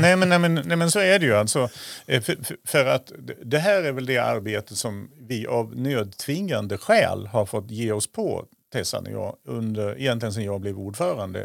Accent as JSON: {"language": "Swedish", "region": "southern Sweden", "country": "Sweden", "moved": "yes", "lives_now": "Östersund, Sweden", "said": "Jag kommer från södra Sverige"}